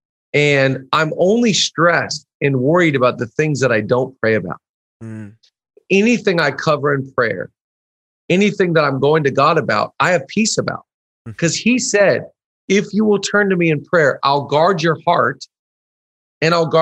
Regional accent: the Northwest, Pacific Northwest, United States; now in Los Angeles, United States; the Northwest where I'm from

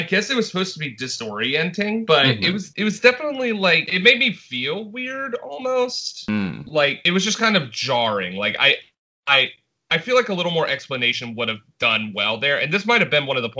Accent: Scot, Scotland, United Kingdom; I am a Scot

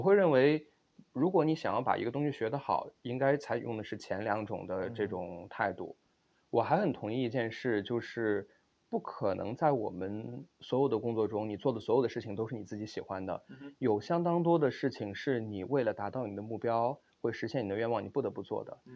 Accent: Xi'an, Shaanxi, China; moved away as an adult; also born or lived in Beijing; now in Stanford, United States; 我是西安人

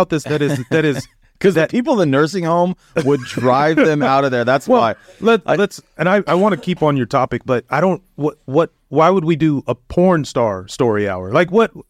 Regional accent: United States; an American, as a you know somebody from the United States

